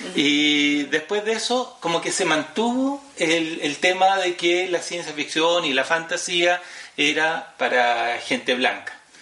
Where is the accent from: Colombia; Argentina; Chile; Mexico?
Chile; Nosotros como chilenos